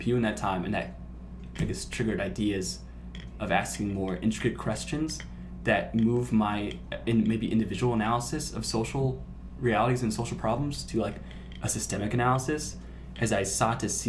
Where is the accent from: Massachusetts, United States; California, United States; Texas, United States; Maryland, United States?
California, United States; Burbank; I grew up in Burbank